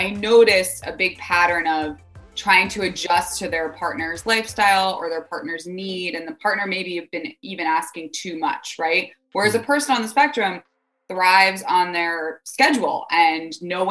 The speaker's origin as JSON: {"language": "English", "region": "East Coast", "country": "United States", "said": "I'm also from the East Coast"}